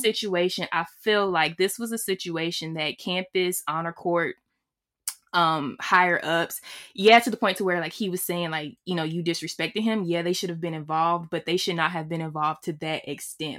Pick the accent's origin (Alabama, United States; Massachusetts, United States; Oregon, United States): Alabama, United States; I'm from Alabama